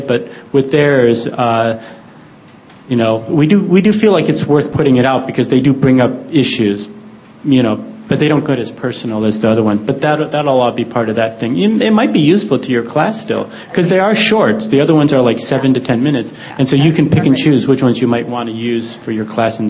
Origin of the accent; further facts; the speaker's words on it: Detroit, Michigan, United States; moved away; my childhood growing up in Detroit.